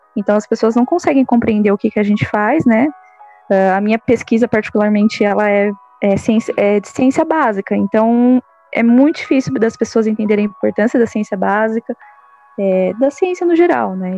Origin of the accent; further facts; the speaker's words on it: São Caetano do Sul, São Paulo, Brazil; eu sou de São Caetano